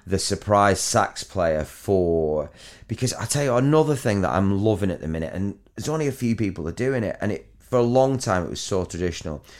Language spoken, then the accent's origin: English; Near Chorley, North West England, United Kingdom; accent: Chorley; me a little bit of a Chorley accent